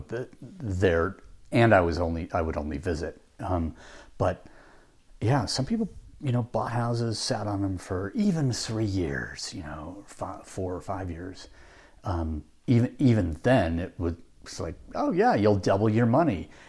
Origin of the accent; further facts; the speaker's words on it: Pacific Northwest, United States; moved away; also born or lived in Utah; I grew up in the Pacific Northwest